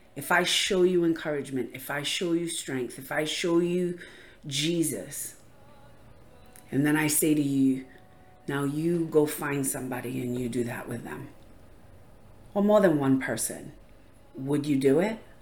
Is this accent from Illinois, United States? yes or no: no; Rhode Island, United States; I'm from Rhode Island